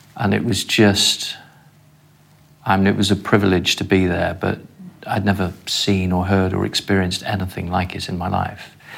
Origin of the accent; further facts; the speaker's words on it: London, United Kingdom; I approach it as a Londoner and as a dad